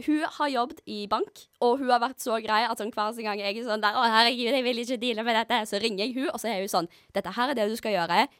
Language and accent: Norwegian; Stavanger, Rogaland, Norway; Jeg er jo fra Stavanger